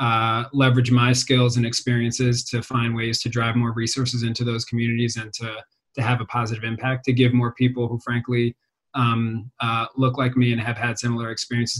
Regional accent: Philadelphia, Pennsylvania, United States; also born or lived in Rochester; I'm a native Philadelphian. I grew up in Germantown

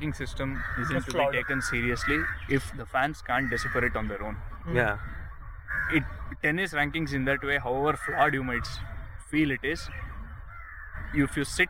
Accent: Varanasi, Uttar Pradesh, India; I am from Varanasi. I am from there.

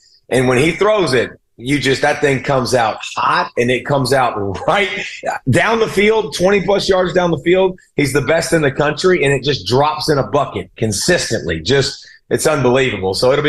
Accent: the South, United States; And listen, I'm from the South, right? So, like, this is not like a fandom thing that's one generation.

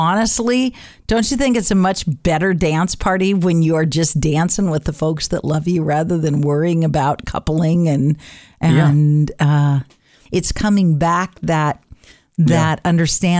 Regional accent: Reedsport, Oregon, United States; It's for and about the community that I grew up in Reedsport.

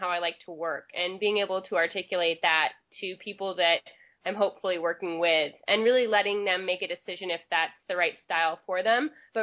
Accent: Berkeley, California, United States; I grew up in Berkeley, California

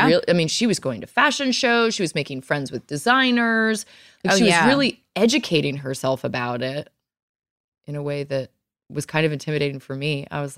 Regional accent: Virginia, United States; moved away; also born or lived in New York City; what I grew up learning in Virginia

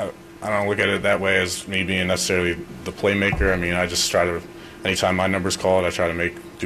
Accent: Philadelphia, Pennsylvania, United States; I mean, I didn't really put too much, being from Philly, growing up in Philly, I didn't really put too much of that into going into this game.

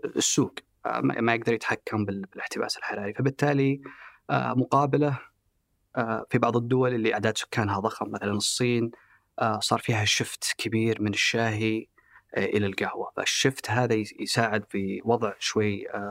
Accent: Saudi Arabia; احنا كسعوديين

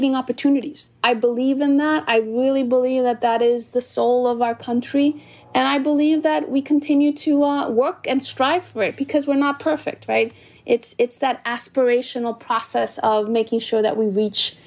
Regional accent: New York City, New York, United States; also born or lived in Dominican Republic; I was born in Corona, Queens, by parents of Dominican ancestry

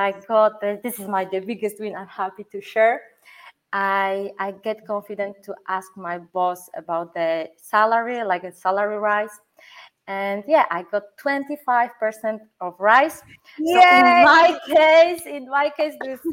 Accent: Poland; English is a second language; now in Germany; I come from Poland

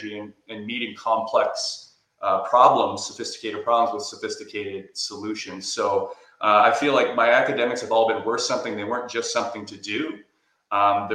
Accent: Whitby, Ontario, Canada; I did my clinical residency at Ontario Shores in my hometown of Whitby, Ontario

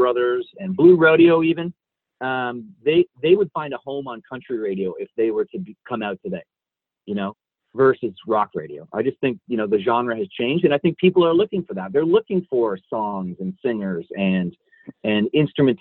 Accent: Niagara Falls, Ontario, Canada; I grew up in Niagara Falls.

